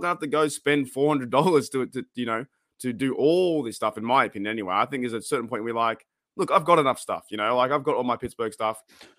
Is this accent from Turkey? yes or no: no; Australia; I was like, "I'm from Australia."